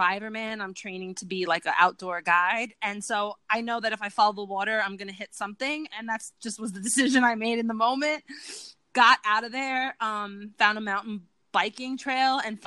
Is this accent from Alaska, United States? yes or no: no; New York City, New York, United States; also born or lived in Bronx, New York City / Harlem, New York City; I grew up in Queens in New York City